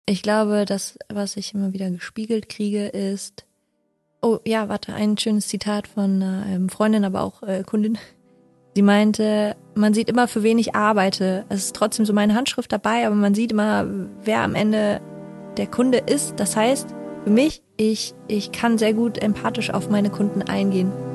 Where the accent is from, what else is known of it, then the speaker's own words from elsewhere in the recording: Odenthal, North Rhine-Westphalia, Germany; also born or lived in Haltern am See; gebürtig aus Haltern am See, aber aufgewachsen in Odental.